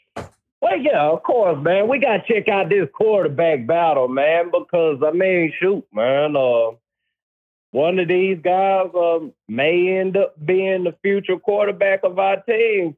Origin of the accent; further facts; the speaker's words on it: Mississippi, United States; I grew up in Mississippi